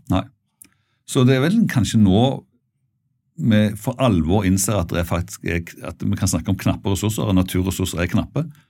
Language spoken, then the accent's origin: Norwegian; Bjerkreim, Rogaland, Norway; i det fylket jeg kommer fra, rundt Bjerkreim og altså i Rogaland